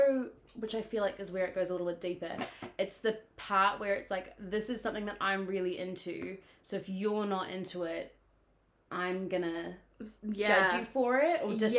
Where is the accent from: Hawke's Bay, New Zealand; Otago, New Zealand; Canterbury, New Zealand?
Hawke's Bay, New Zealand; I'm from New Zealand. Whereabouts? Well, I'm from Hawke's Bay.